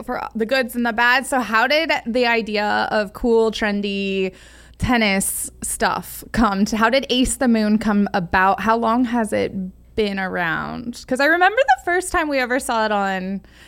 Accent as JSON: {"language": "English", "region": "Southern California", "country": "United States", "tie": "born or raised there", "said": "I was born and raised in SoCal, like in the 80s, grew up with this."}